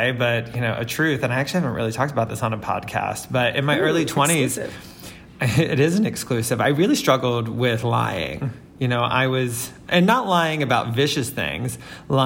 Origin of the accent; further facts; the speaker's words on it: Florida Panhandle, United States; also born or lived in Alabama; now in New York, United States; I'm from the South. I come from the Florida Panhandle, almost Alabama, and then I technically moved here from Alabama